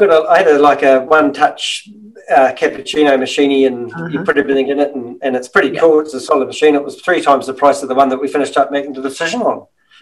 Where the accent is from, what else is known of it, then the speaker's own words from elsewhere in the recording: New Zealand; oh, I'm a New Zealander.